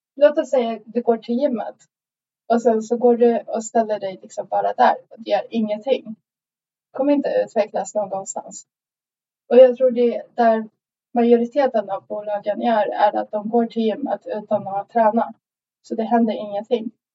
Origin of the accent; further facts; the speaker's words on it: Sweden; now in Stockholm, Sweden; jag kom till Sverige när jag var sju år gammal